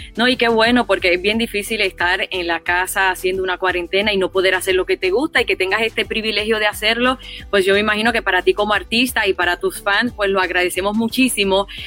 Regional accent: Puerto Rico; moved away; also born or lived in Los Angeles; como puertorriqueña

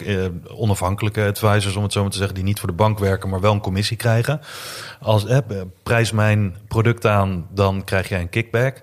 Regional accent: Netherlands

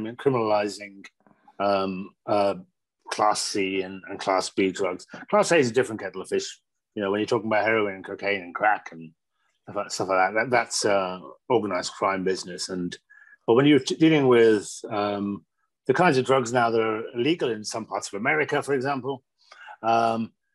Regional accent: Birmingham, West Midlands, United Kingdom; now in Manchester, United Kingdom; I grew up in Birmingham in the Midlands

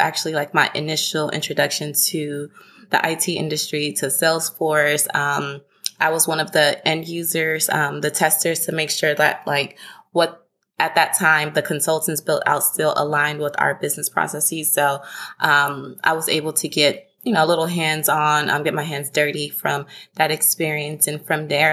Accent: Houston, Texas, United States; also born or lived in Denton, Texas; now in Dallas, United States; I am originally from Houston, Texas, currently based in Dallas, Texas.

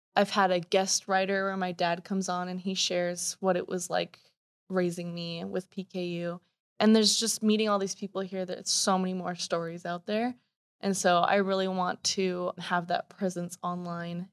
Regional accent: Canada; moved away as an adult; also born or lived in Washington State; now in Washington, United States; born and raised in Canada. uh, just moved to Washington State

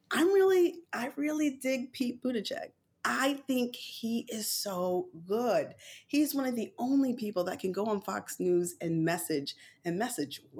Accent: Jamaica; And I am a Jamaican black woman, so I support Kamala

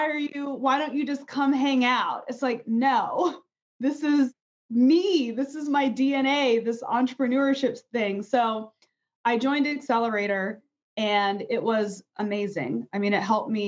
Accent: a suburb outside of DC in Virginia, United States; I grew up in a suburb outside of DC in Virginia

